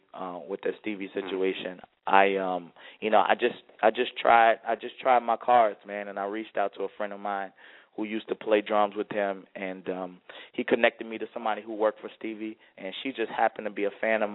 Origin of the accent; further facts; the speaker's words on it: New Orleans, Louisiana, United States; I'm born and raised in New Orleans